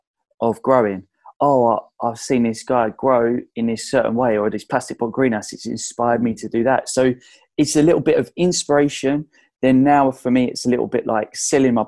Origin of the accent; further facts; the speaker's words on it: Essex, East of England, United Kingdom; I'm from Essex